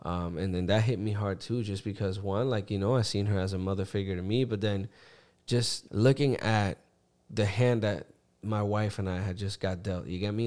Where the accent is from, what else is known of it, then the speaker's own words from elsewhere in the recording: Puerto Rico; growing up in Puerto Rico, you know, my parents worked, so I grew up with my grandparents.